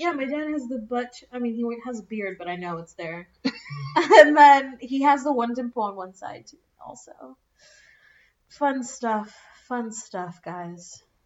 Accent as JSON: {"language": "English", "region": "South Florida", "country": "United States", "tie": "born or raised there", "said": "I grew up in South Florida"}